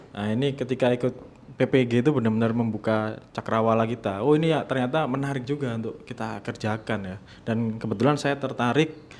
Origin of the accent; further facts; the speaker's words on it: Surabaya, East Java, Indonesia; now in Jakarta, Indonesia; di Surabaya di kampung halaman saya